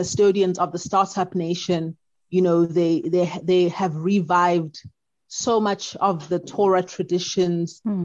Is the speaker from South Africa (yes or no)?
yes; South Africa